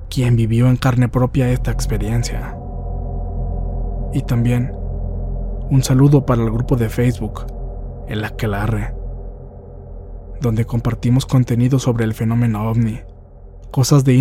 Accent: Zacatecas, Mexico; Yo soy del estado de Zacatecas.

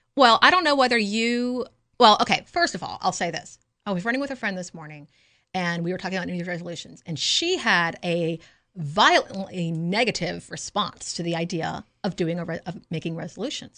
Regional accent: the South, United States; I was raised as a Southerner

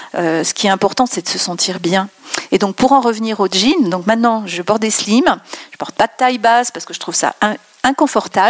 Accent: France; je suis pas parisienne, hein, comme tu le sais, mais euh, j'ai voyagé à l'étranger et quand on dit qu'on est française

